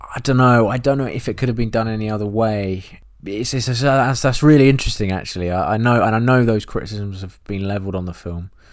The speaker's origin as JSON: {"language": "English", "region": "England", "country": "United Kingdom", "said": "an English person who has never been to that part of the world"}